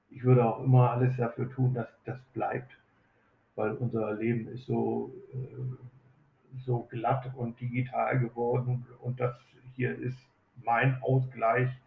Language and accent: German; Oldenburg, Lower Saxony, Germany; also born or lived in Berlin / Hamburg; gebürtiger Oldenburger und kam wieder von Berlin nach Oldenburg. Ich habe 13 Jahre in Berlin und sieben Jahre in Hamburg äh, gelebt, bin aber waschechter Oldenburger und auch waschechter Eberster.